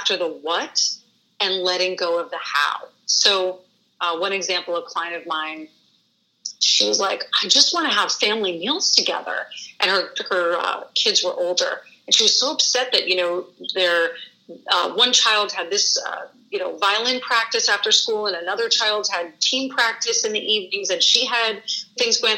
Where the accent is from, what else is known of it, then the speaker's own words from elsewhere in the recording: New York City, New York, United States; now in Michigan, United States; I'm from New York City, so I have lots of family back east too.